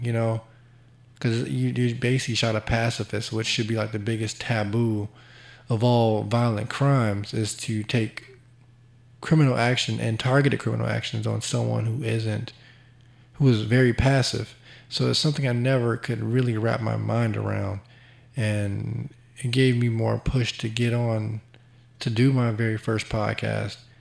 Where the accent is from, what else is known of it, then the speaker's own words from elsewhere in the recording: Chicago, Illinois, United States; I'm from Chicago